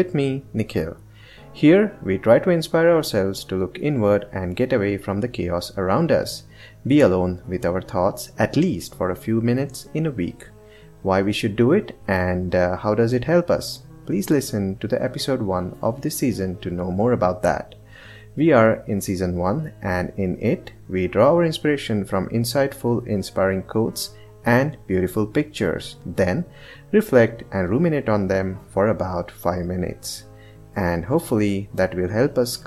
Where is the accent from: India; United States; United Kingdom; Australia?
India; as an Indian, since childhood, I've observed everyone around me carrying some beliefs